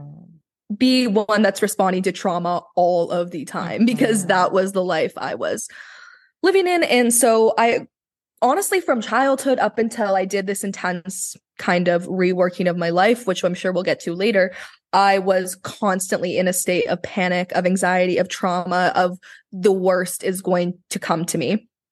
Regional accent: Vancouver, British Columbia, Canada; I was born here in Vancouver

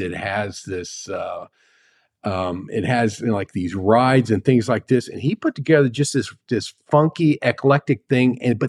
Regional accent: Cincinnati, Ohio, United States; And I come from the Cincinnati area

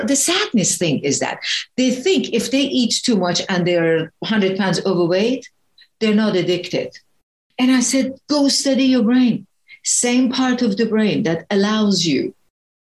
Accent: Iran; English is a second language; moved away; I was a very fat kid growing up, and I'm originally from Iran

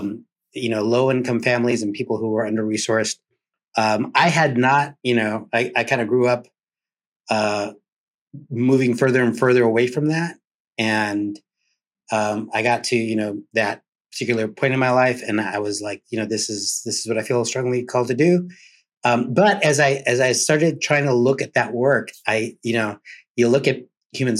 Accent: San Diego, California, United States; moved away; also born or lived in Miami, Florida / Cuba (ancestry); that child of Cuban refugees growing up in San Diego, California, and later in Miami

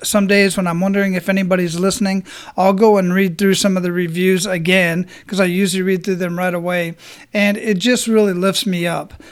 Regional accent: Phoenix, Arizona, United States; also born or lived in San Antonio, Texas / El Paso, Texas / Killeen, Texas; now in Tampa, United States; I grew up in Phoenix, Arizona

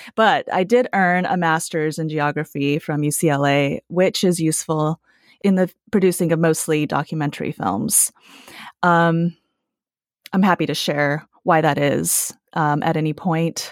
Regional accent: United States; also born or lived in Taiwan / Utah / California / Los Angeles; I was five when I immigrated to the U S, and I grew up in Utah and California

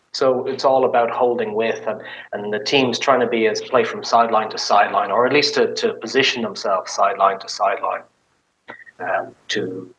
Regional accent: Ireland; now in United States; You know, I came from Ireland where it's green and lush and everything's brown.

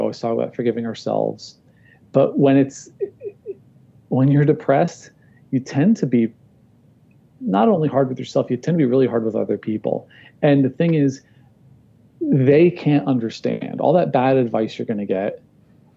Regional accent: New Jersey, United States; I'm from New Jersey

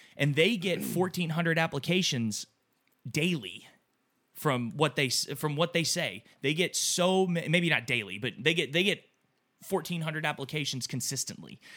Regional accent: Texas, United States; growing up in Texas, you were obviously raised to think differently of people

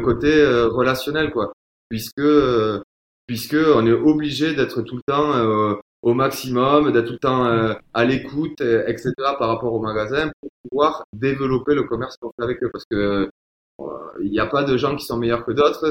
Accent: Toulouse, Occitania, France; accent: Toulouse; avec l'accent, on peut voir que je viens de Toulouse

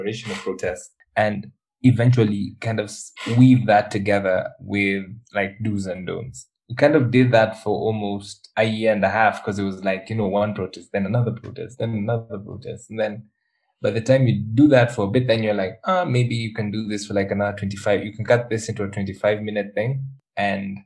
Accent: Kenya; I'm a Kenyan

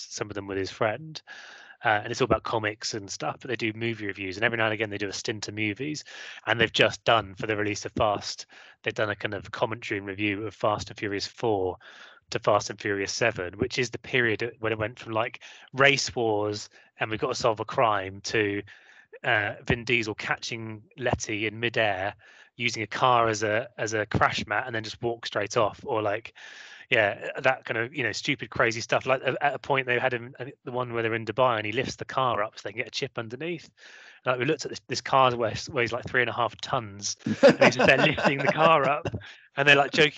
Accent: Hampshire, South East England, United Kingdom; accent: southern; now in Midlands, United Kingdom; I came from pretty average family, you know, I guess lower middle class in Hampshire, two working parents

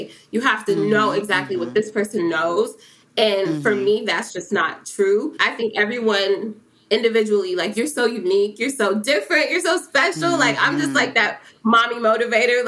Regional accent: Cincinnati, Ohio, United States; growing up in Cincinnati, like, I always knew who P&G was

